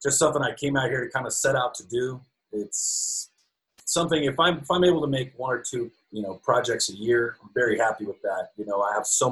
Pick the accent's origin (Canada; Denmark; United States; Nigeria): United States; Snyder, Texas; moved away; I'm from Snyder, Texas, home of the White Buffalo, as it were. So I got really lucky, man. When I was 16 years old, that summer going into my junior year, sophomore year, I can't remember, but there was a movie that shot in my hometown of Snyder, Texas